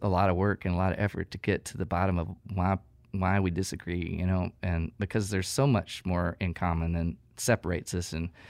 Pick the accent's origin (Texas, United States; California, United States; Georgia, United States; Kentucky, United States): Texas, United States; my proximity to a different culture. I mean, I'm coming from East Texas.